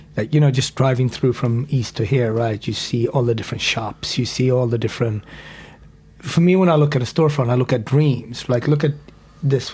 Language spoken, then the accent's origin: English; Sweden; moved away; I grew up in Sweden